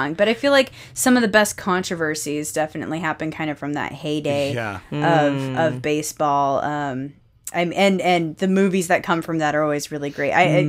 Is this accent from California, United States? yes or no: yes; East Bay, California, United States; I am from East Bay.